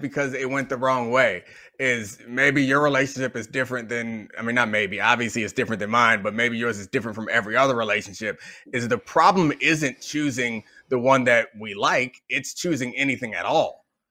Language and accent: English; Baltimore, Maryland, United States; I grew up in Baltimore